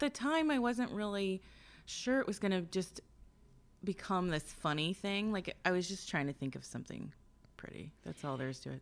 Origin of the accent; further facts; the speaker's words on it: Lawrenceburg, Indiana, United States; now in northern Kentucky, United States; I'm from southeastern Indiana, like the Lawrenceburg area